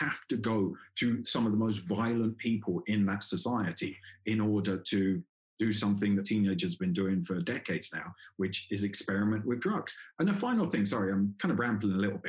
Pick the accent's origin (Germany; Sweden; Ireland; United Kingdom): United Kingdom; England; moved away as an adult; also born or lived in Colombia; Obviously, I come from England